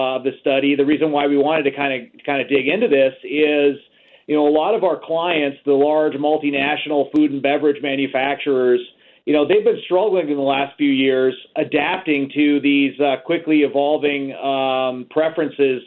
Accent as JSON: {"language": "English", "country": "United States", "also_born_or_lived": "Chicago, Illinois", "said": "I'm calling in today from Chicago, Illinois. So I'm an American"}